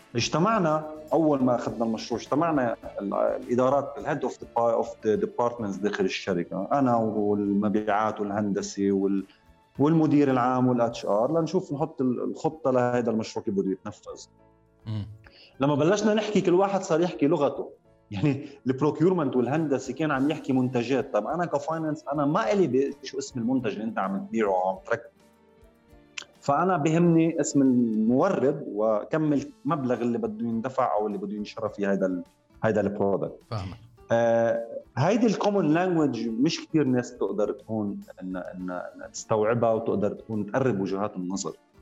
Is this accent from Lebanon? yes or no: yes; Lebanon; moved away as an adult; also born or lived in Riyadh, Saudi Arabia / Eastern Province, Saudi Arabia; now in Saudi Arabia; انا من لبنان آه، وعايش صار لي 13 سنه من المملكه العربيه السعوديه